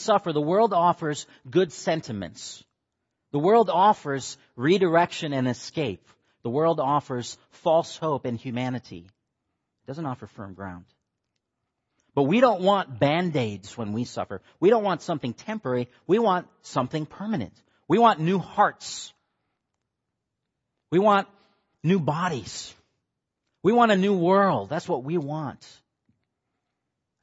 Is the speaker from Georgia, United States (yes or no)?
no; Michigan, United States; moved away; Kyle and I grew up together in Michigan. That's where I'm from